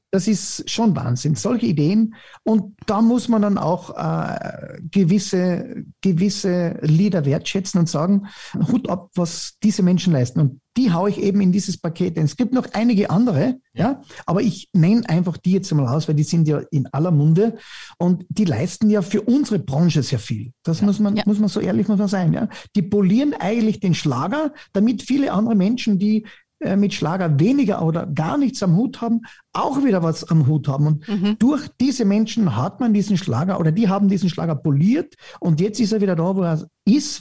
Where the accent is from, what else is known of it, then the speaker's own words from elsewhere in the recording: Styria, Austria; ich sage immer, als Steirer